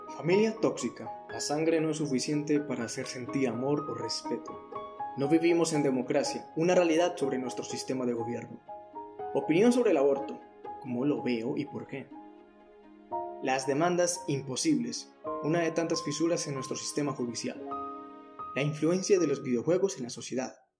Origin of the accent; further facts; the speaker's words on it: Antioquia, Colombia; also born or lived in Medellín; soy de Colombia, más específicamente de Antioquia y resido en Medellín